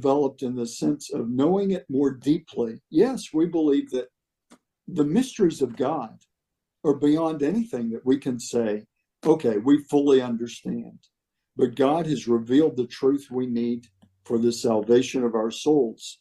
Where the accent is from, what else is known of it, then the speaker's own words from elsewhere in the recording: Atlanta, Texas, United States; Here in East Texas, near a town called Texarkana. The little town was Atlanta, Texas.